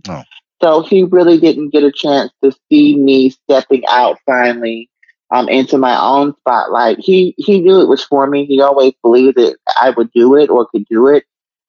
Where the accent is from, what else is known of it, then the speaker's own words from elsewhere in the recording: New York, United States; But growing up in New York was fun. And I think it built up who I was musically because there's so many different genres of music in New York, so many different cultures.